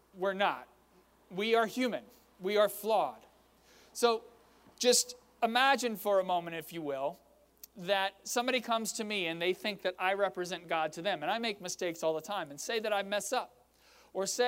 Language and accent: English; Fredericksburg, Virginia, United States; my hometown of Fredericksburg